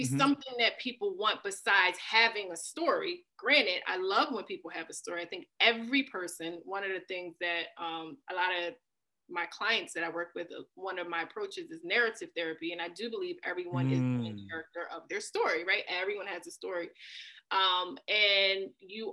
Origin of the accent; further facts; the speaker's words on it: Philadelphia, Pennsylvania, United States; being born and raised in Philly and one of the toughest parts of Philly